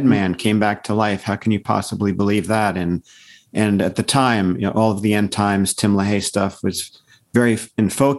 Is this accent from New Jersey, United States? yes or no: yes; Paramus, New Jersey, United States; moved away as an adult; also born or lived in Colorado; now in Santa Cruz, United States; I was raised in Paramus, New Jersey, which is in a suburb of New York City